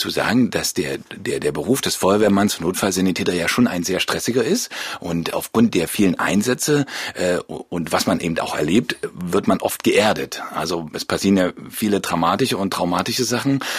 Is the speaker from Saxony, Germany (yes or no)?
yes; Leipzig, Saxony, Germany; Ja, das ist Heimat hier. Also mein, ich bin hier groß geworden in Leipzig, meine Eltern leben noch hier und das war Anlass genug, auch